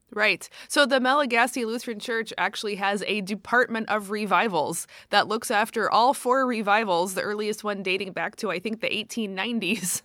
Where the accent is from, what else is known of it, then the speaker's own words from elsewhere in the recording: United States; as an American